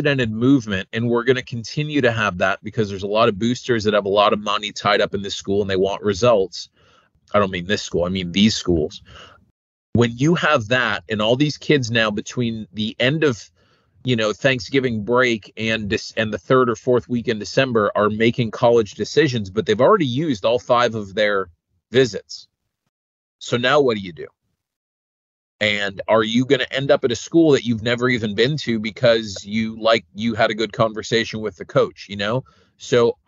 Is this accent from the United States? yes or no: yes; Treasure Coast, Florida, United States; I'm from the Treasure Coast